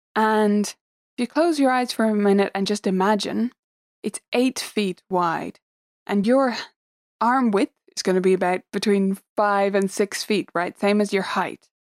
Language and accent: English; Dublin, Leinster, Ireland; I am from Dublin in Ireland